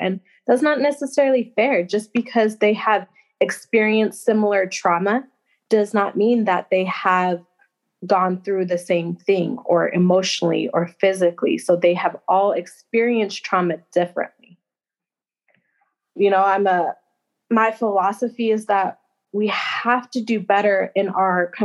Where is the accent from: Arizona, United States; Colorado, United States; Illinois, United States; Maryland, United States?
Colorado, United States; Denver; moved away as an adult; now in Wyoming, United States; I'm actually from Denver